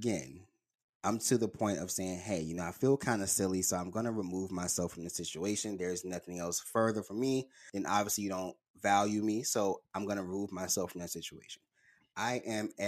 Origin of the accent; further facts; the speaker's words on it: Birmingham, Alabama, United States; I'm from Birmingham